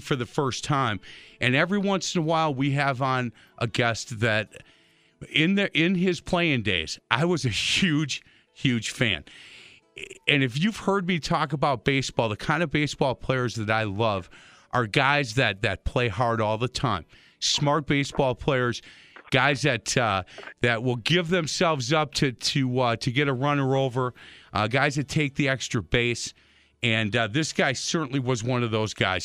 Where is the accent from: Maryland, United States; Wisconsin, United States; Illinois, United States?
Wisconsin, United States; Milwaukee; born and raised in Milwaukee. I love Milwaukee, and I love calling Milwaukee my home